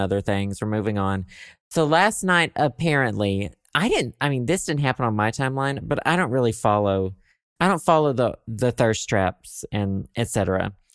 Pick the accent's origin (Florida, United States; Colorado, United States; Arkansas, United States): Arkansas, United States; now in Chicago, United States; I am from Arkansas.